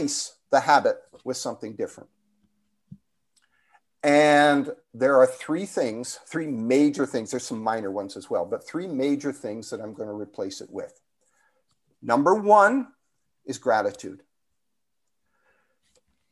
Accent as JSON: {"language": "English", "country": "Canada", "moved": "yes", "said": "being Canadian, I actually have dual citizenship, but anyway, the Canadian in me is still there"}